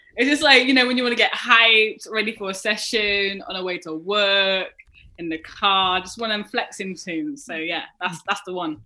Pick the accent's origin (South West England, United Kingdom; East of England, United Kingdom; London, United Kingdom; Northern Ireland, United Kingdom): South West England, United Kingdom; Bath; I was brought up in Bath, mm-hmm. um, so it's right next to Bristol